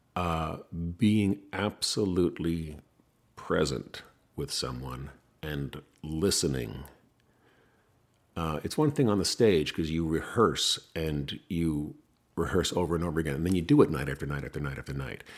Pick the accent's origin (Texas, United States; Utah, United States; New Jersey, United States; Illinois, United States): New Jersey, United States; Ridgewood; now in Los Angeles, United States; I was born in Ridgewood